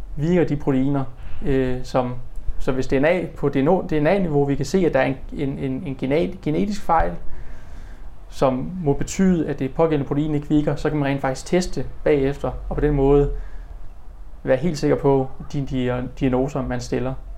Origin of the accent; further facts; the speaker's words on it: Denmark